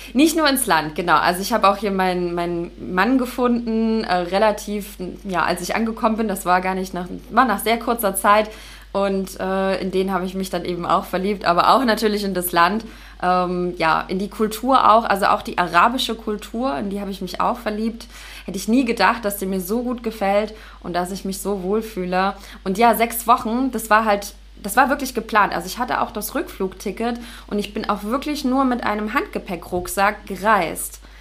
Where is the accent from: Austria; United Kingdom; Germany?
Germany; Leipzig, Saxony; moved away as an adult; now in Dahab, Egypt; Ich bin, ich komme aus Leipzig